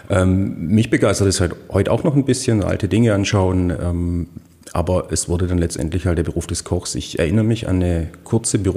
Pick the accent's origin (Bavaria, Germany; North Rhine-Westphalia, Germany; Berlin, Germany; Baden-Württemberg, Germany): Baden-Württemberg, Germany; Heilbronn; Ich bin geboren 1982 eigentlich in der Stadt Heilbronn, aufgewachsen aber auf dem Dorf, also in Kirchhausen, was